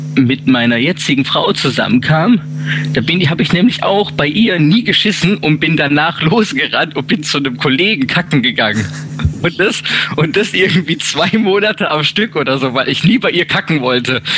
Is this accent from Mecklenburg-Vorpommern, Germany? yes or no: no; Titisee-Neustadt, Baden-Württemberg, Germany; Ich bin aus Neustadt